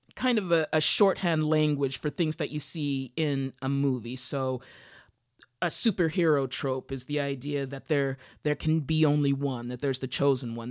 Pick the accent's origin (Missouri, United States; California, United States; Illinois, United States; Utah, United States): Utah, United States; now in Los Angeles, United States; I grew up in Utah